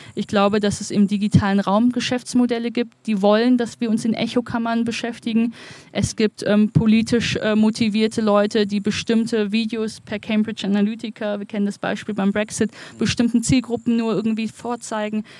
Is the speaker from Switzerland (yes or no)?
no; Wuppertal, North Rhine-Westphalia, Germany; in meiner Heimatstadt Wuppertal